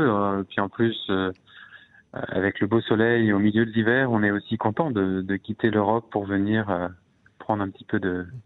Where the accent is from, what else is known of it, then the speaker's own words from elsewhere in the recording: Egypt; comme mon père est, égyptologue, j'ai passé toute mon enfance en Égypte, dans les pyramides et dans les temples.